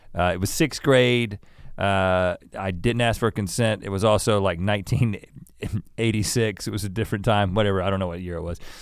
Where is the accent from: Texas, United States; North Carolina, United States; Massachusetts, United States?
North Carolina, United States; also born or lived in Thousand Oaks, California; I lived in California for three years, uh, down the road in Thousand Oaks before moving to North Carolina in first grade